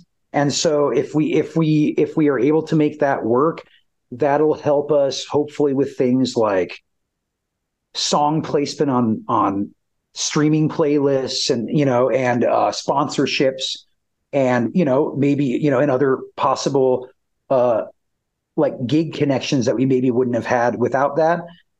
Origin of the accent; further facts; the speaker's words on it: Aberdeen, South Dakota, United States; where I'll actually get to bring the band back to my hometown of Aberdeen, South Dakota for a music festival there.